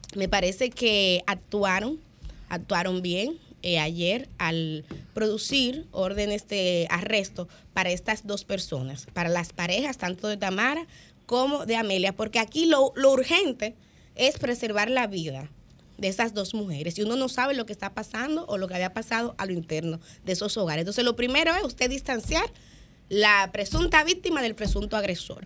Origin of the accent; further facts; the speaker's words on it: Santo Domingo, Distrito Nacional, Dominican Republic; yo soy de Villaconsuelo, muy orgullosa de, mi barrio, de mis orígenes